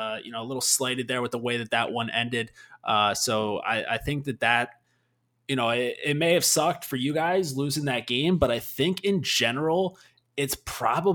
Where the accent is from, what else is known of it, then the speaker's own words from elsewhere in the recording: United States; as an American